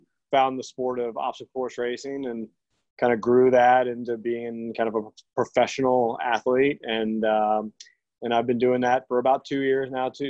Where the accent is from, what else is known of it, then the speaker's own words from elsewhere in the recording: Newport News / Virginia Beach area, United States; I'm from Virginia, here in the Newport News, Virginia Beach area.